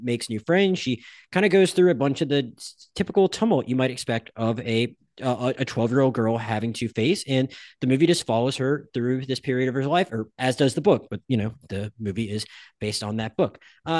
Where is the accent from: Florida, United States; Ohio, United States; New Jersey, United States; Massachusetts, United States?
Florida, United States; Pensacola; I grew up in Pensacola, Florida, and I literally went to school and at some point in high school, we were literally given abstinence cards.